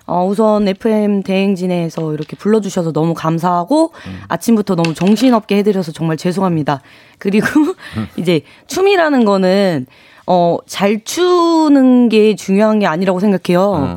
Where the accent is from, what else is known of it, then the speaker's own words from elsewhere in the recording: Dangjin, South Chungcheong, South Korea; moved away; 저는 완전 당진 출신이고.